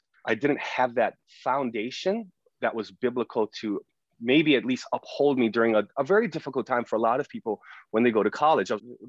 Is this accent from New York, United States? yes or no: no; Hawaii, United States; I think I grew up in the best small town that I could have been brought up in. My upbringing in Hawaii is hard work.